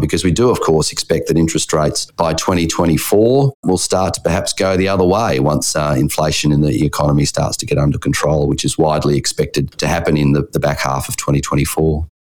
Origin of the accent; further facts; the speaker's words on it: Perth, Western Australia, Australia; My hometown of Perth